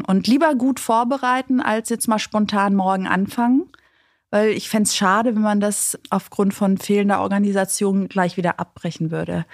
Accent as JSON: {"language": "German", "country": "Greece", "said": "ich als Griechin"}